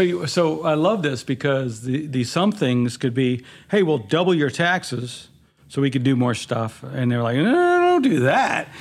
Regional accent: New York City, New York, United States; moved away; also born or lived in Long Island; I was born and raised in Queens, grew out on the island

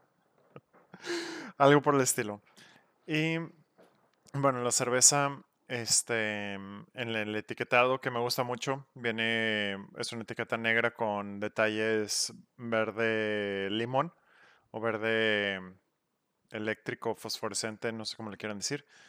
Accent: Monterrey, Nuevo León, Mexico; somos regios

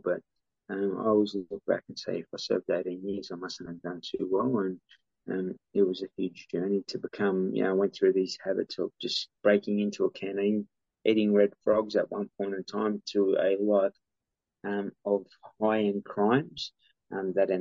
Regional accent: Sydney, New South Wales, Australia; my DNA growing up in Redfern

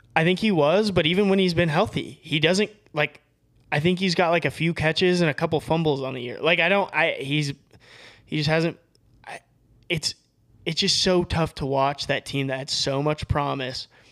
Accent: Colorado, United States; now in Boise, United States; I'm from Colorado

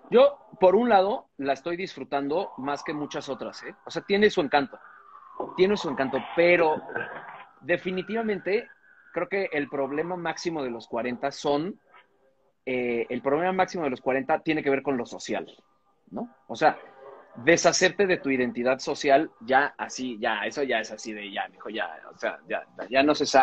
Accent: United States; O sea, soy un, soy un gringo blanco.

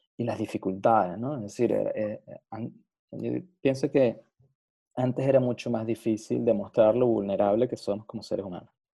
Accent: Venezuela; como un venezolano venido de un país caribeño

